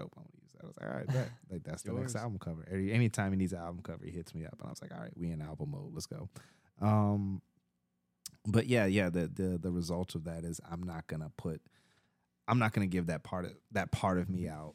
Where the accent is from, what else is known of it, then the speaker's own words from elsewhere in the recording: Texas, United States; moved away; I grew up in Texas